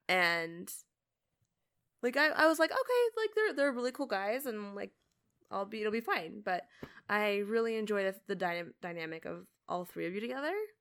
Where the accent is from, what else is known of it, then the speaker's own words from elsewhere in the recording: Canada; moved away as an adult; now in United States; I'm Canadian.